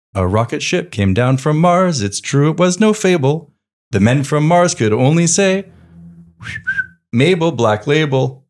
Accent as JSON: {"language": "English", "region": "Quebec", "country": "Canada", "tie": "born or raised there", "moved": "yes", "said": "I grew up in Quebec"}